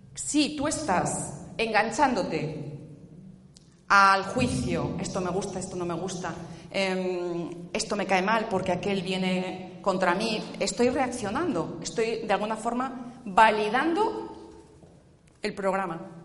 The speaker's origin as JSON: {"language": "Spanish", "region": "Asturias", "country": "Spain", "said": "Yo vengo del norte, ¿eh? vengo de Asturias."}